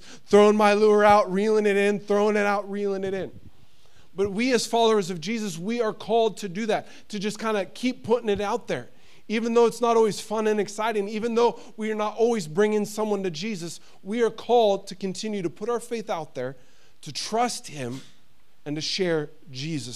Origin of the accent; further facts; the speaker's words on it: United States; moved away as an adult; now in Sweden; being an American living here in Sweden, I've been here 7 years, it still is hard, the fact that my family is in the United States.